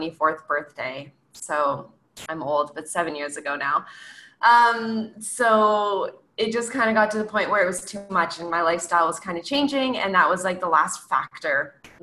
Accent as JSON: {"language": "English", "country": "Canada", "said": "I'm from Canada"}